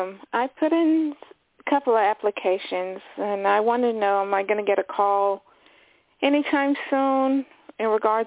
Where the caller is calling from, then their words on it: Florida, United States; Hello, this is … calling from Florida.